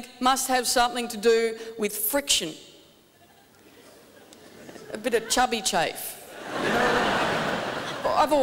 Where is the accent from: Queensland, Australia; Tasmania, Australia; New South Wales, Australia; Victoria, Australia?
Tasmania, Australia; I'm from Tasmania